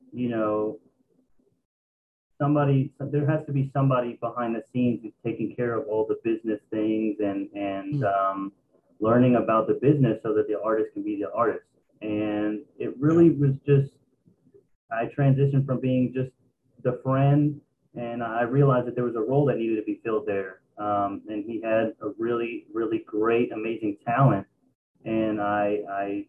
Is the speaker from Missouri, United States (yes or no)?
no; Dallas, Texas, United States; I'm from Dallas, Texas.